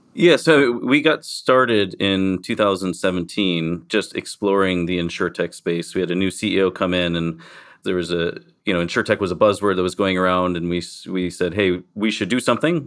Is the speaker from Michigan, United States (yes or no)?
yes; Michigan, United States; accent: American; moved away as an adult; also born or lived in Miami / San Diego; now in Cayman Islands; I grew up in Michigan, went south to Miami